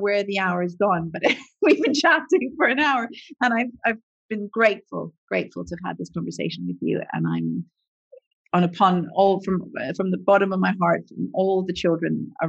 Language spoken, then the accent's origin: English; Canada; I grew up in Canada. So we're a multicultural country